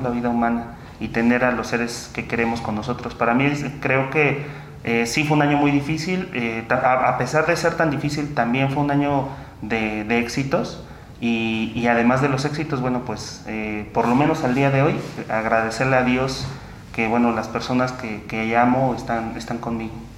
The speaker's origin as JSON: {"language": "Spanish", "town": "Teoloyucan", "region": "State of Mexico", "country": "Mexico", "tie": "born or raised there", "moved": "yes", "said": "aquí de mi pueblo"}